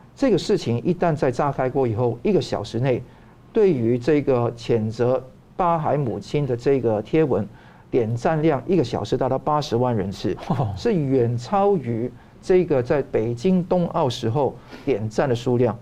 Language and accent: Chinese; Taiwan; 我们台湾人也可能有不同的国家认同